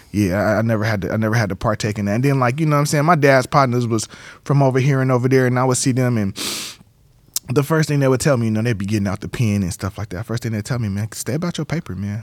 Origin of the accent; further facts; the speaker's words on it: San Diego, California, United States; moved away as an adult; Born and raised in San Diego. Grew up off of thirtieth and Clay Street